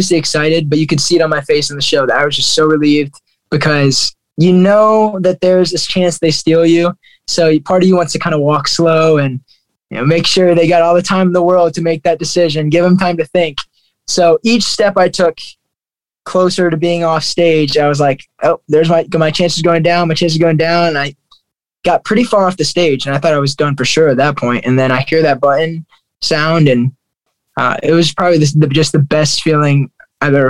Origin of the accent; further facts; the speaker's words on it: Fort Wayne, Indiana, United States; I loved growing up in Fort Wayne, Indiana.